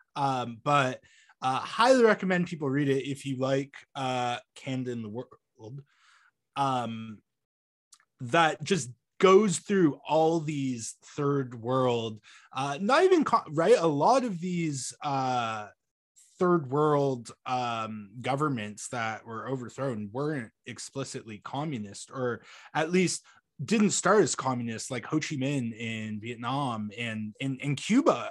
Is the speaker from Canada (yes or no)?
yes; Canada